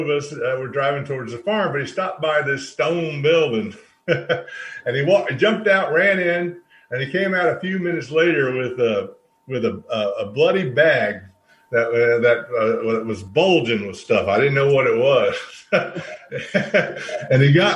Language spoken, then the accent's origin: English; North Carolina, United States; growing up in the Smoky Mountains